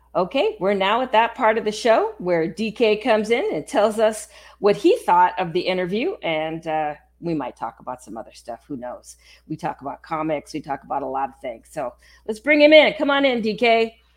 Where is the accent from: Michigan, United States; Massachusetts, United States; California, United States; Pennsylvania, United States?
California, United States; San Francisco; moved away as an adult; now in Texas, United States; I was born in California, I lived in California, I was born in San Francisco, um, and it's only been the last year and a half. I'm sorry, the last two and a half years that I've been here in Texas